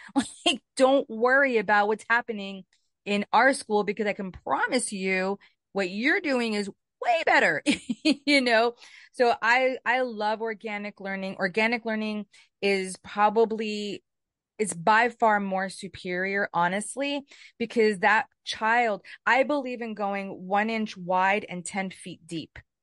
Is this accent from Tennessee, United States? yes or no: no; New York City, New York, United States; I grew up in Brooklyn